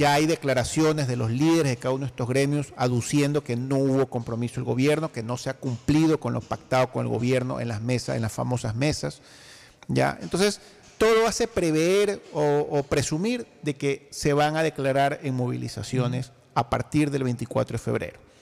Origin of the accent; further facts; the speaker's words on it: Ecuador; yo como ecuatoriano